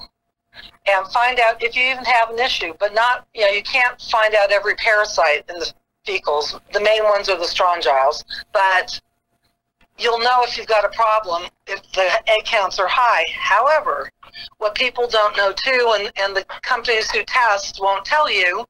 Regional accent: Del Mar, California, United States; when I was growing up in Del Mar, our horses got wormed once a year

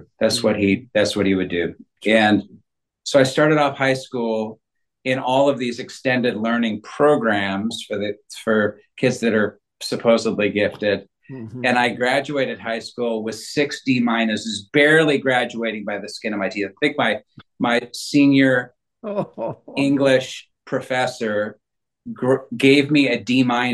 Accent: Northern California, United States; I grew up in Northern California

